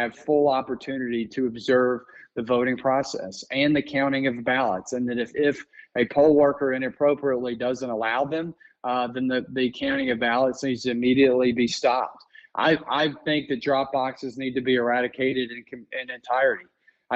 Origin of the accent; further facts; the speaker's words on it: Georgia, United States; I grew up in Georgia.